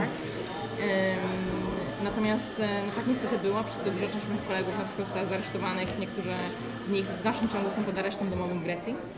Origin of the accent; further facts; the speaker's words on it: Poland; jestem z Polski